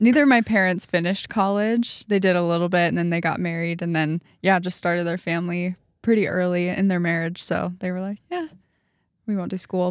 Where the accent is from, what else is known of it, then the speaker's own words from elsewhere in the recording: St. Louis, Missouri, United States; moved away; I grew up in Missouri